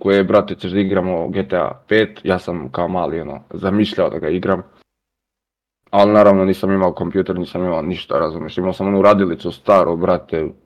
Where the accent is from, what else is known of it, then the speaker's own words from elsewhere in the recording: Lajkovac, Kolubara District, Serbia; dolazim iz Lajkovca, mesto blizu Valjeva.